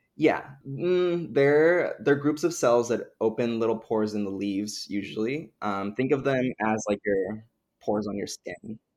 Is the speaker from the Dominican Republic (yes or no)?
yes; Dominican Republic; moved away; I grew up in the Dominican Republic